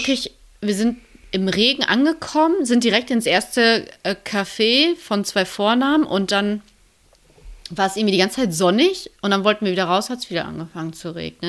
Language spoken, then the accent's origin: German; Lünen, North Rhine-Westphalia, Germany; in der Innenstadt von Lünen, so in meiner Heimat